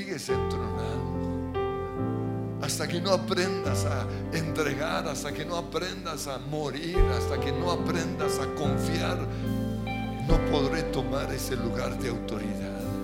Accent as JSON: {"language": "Spanish", "country": "Colombia", "said": "como colombianos"}